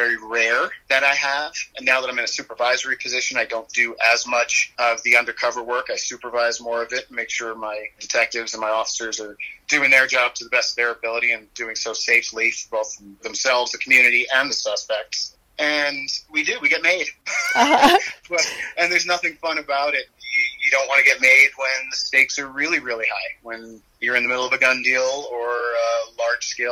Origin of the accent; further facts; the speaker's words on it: New York City, New York, United States; moved away as an adult; also born or lived in Iowa City, Iowa; now in Denver, United States; I was originally born and raised in Queens, New York. I moved to Denver to become a police officer